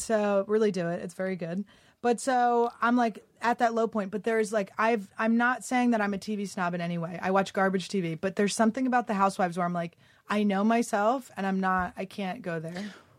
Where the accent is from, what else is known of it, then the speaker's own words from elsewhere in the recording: Philadelphia, Pennsylvania, United States; also born or lived in New York / Santa Fe, New Mexico; now in Los Angeles, United States; I grew up in Philly.